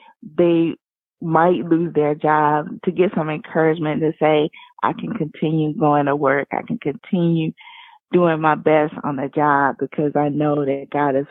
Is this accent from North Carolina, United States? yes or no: yes; Wilmington, North Carolina, United States; I was raised a Christian in Wilmington, North Carolina